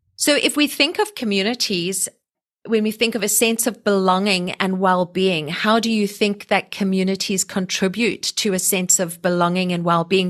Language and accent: English; South Africa; now in Canada